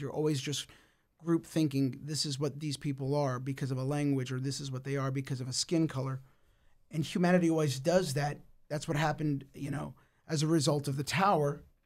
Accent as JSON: {"language": "English", "country": "United States", "tie": "born or raised there", "said": "I was born in the United States"}